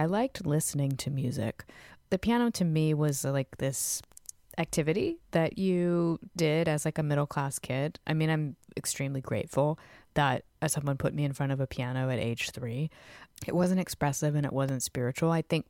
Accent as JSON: {"language": "English", "town": "Fredericksburg", "region": "Virginia", "country": "United States", "tie": "born or raised there", "said": "I grew up in Virginia, a town called Fredericksburg, which has a college in it and is, you know, an hour from D.C. and an hour from Richmond. So like, pretty cultural given how small it was at the time."}